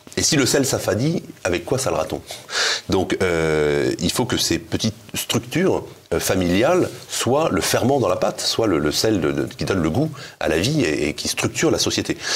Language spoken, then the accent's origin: French; Breton, Brittany, France; je suis breton